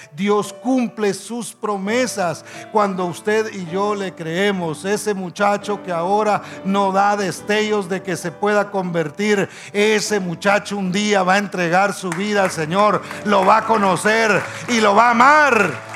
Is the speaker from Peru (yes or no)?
no; Guatemala; decimos nosotros en Guatemala